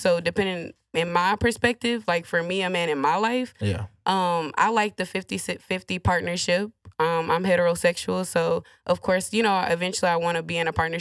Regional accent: Fort Worth, Texas, United States; moved away as an adult; now in Houston, United States; I grew up in Fort Worth

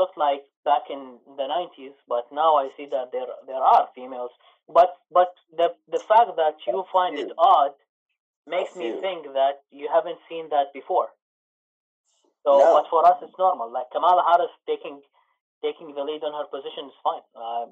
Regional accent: Iraq; now in Canada; I'm from Iraq.

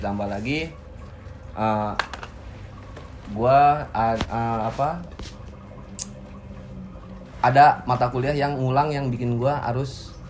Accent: Jakarta, Indonesia; born there; also born or lived in Cikampek; now in Bandung, Indonesia; Ya, gue lahir di Jakarta gue. Uh. Cuman gue tinggal di Cikampek tinggal di Cikampek uh, terus sekarang kuliah di Bandung uh, orang tua gue di Jakarta

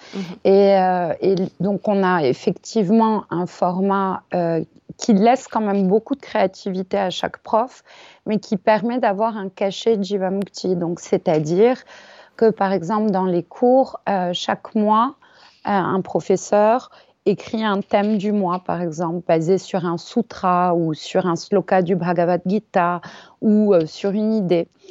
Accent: Paris, Île-de-France, France; also born or lived in India; Je suis née à Paris, j'ai grandi à Paris

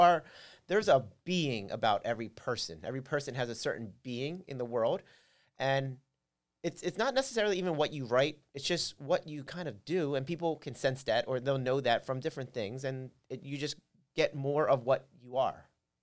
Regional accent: Philadelphia, Pennsylvania, United States; Okay, well, I'm from Philly … as you mentioned. I'm from Philly.

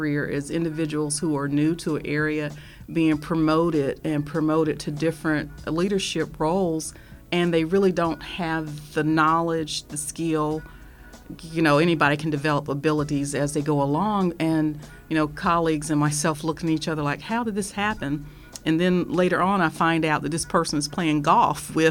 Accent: Fayetteville, North Carolina, United States; now in Wichita, United States; In North Carolina, there's Fort Bragg. That's the town my hometown was in.

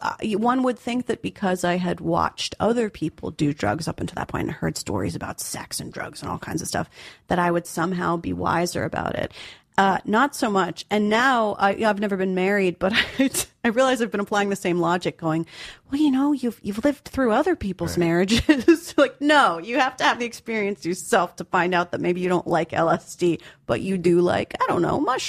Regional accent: New York City, New York, United States; So growing up in New York is to grow up in New York is to be a part of history

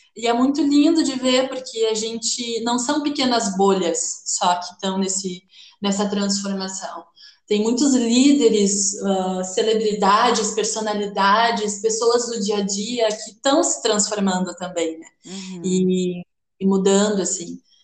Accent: Porto Alegre, Rio Grande do Sul, Brazil; moved away as an adult; now in Florianópolis, Brazil; sou de Porto Alegre, moro em Florianópolis faz um ano

